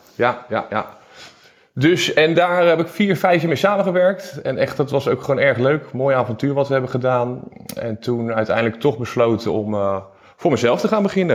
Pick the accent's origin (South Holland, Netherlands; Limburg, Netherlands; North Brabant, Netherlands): South Holland, Netherlands; Gouda; also born or lived in Utrecht; Ik kom uit Gouda